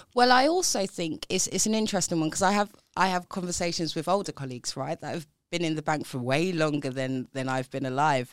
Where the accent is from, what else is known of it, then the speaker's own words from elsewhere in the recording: London, United Kingdom; grew up in South East London, if you can't tell from my accent